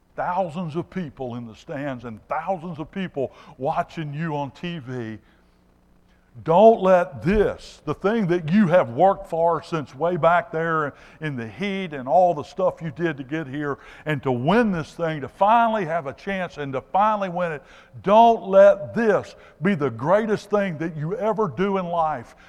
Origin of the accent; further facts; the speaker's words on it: Alabama, United States; I'm from Alabama